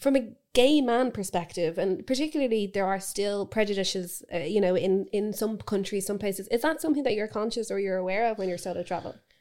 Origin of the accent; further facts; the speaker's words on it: Dublin, Leinster, Ireland; growing up in Dublin